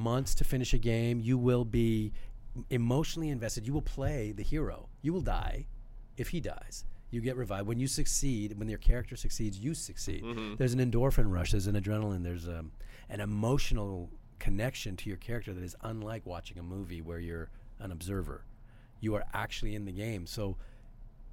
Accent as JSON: {"language": "English", "country": "Canada", "tie": "born or raised there", "said": "I'm born and bred in Canada."}